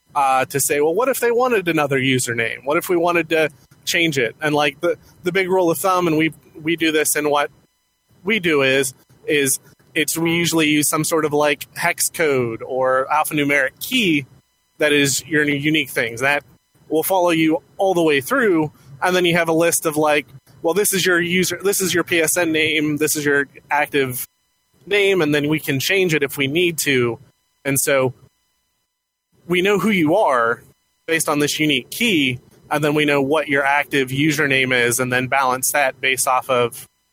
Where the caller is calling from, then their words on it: Ohio, United States; from Ohio, actually currently in my car.